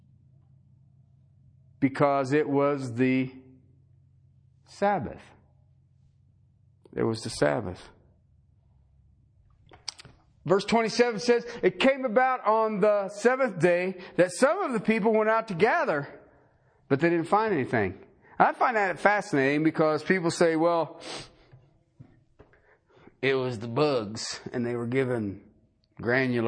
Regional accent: Ohio, United States; I grew up in Ohio

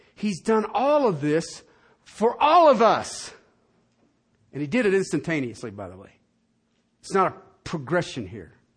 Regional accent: southern England, United Kingdom; moved away; I was from Southern England

